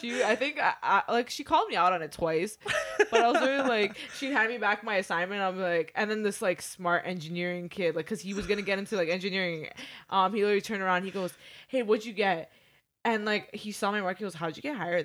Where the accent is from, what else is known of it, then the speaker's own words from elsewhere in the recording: Toronto, Ontario, Canada; now in Mississauga, Canada; I grew up mostly in Toronto